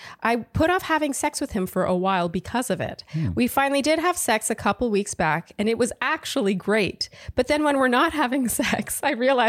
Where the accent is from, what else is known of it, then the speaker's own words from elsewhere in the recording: Montreal, Quebec, Canada; now in San Francisco, United States; I'm a 31-year-old single female living in San Francisco, but I'm from Montreal, Canada.